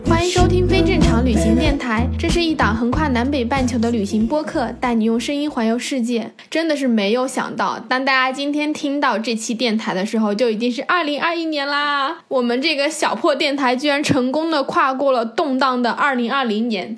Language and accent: Chinese; China; now in Vancouver, Canada; 像我们这种比较就是中国教育背景下长大的人